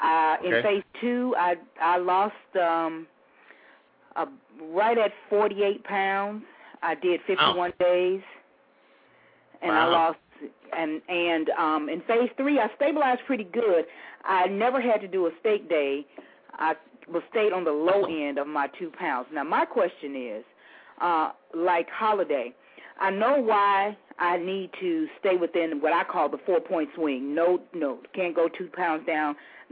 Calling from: Houston, Texas, United States; I'm calling from Houston.

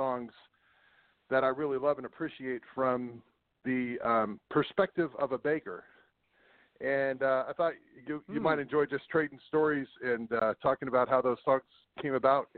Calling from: Sacramento, California, United States; I'm in California, Sacramento area.

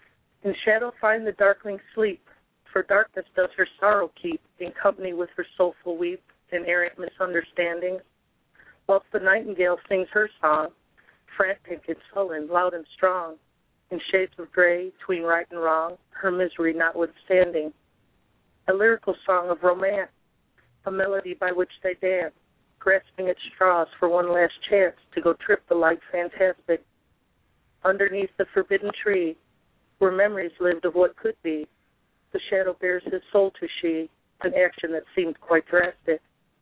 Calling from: Tennessee, United States; Northeast Tennessee.

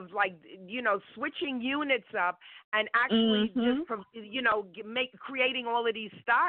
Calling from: New York City, New York, United States; I'm calling from Brooklyn, New York.

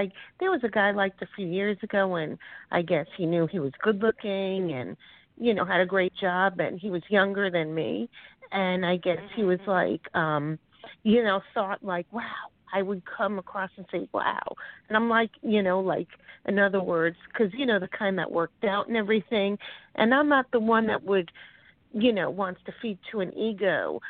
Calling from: Florida, United States; from Florida.

